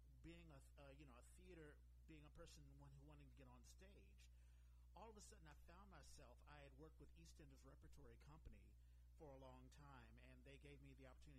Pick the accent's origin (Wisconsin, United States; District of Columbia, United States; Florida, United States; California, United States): District of Columbia, United States; Washington; moved away as an adult; also born or lived in New York City; now in San Francisco Bay Area, United States; I grew up in Washington, D.C.